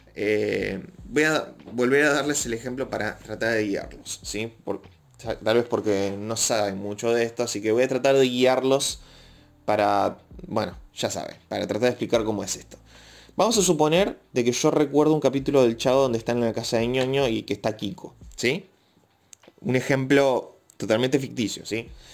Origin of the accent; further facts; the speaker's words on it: Argentina; Yo no vivo en México, soy de Argentina